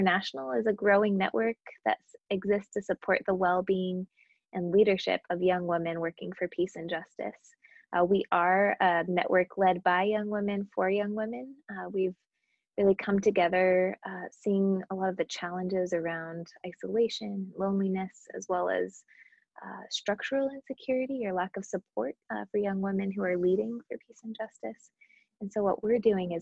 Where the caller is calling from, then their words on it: New York, United States; I'm calling in from New York today